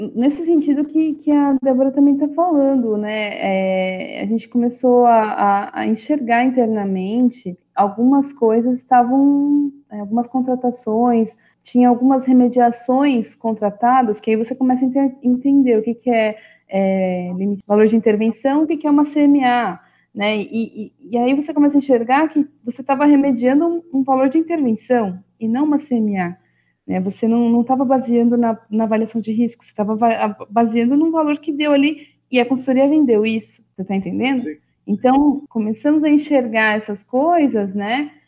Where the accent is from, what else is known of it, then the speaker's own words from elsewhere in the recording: São Paulo, Brazil; eu sou de São Paulo, da capital, nasci e cresci aqui, nunca morei em outros lugares